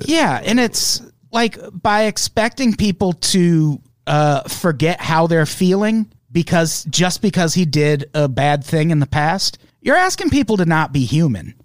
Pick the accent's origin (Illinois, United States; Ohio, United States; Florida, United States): Illinois, United States; moved away; I grew up in Illinois